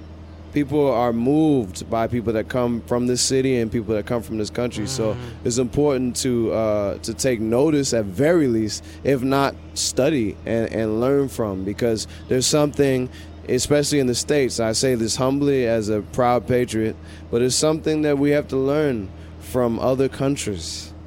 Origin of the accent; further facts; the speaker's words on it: London, Ontario, Canada; London, Ontario, my hometown